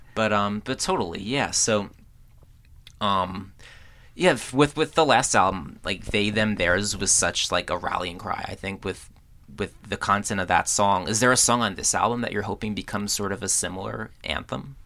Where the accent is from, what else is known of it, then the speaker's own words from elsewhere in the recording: Woodbridge, New Jersey, United States; I grew up in Woodbridge.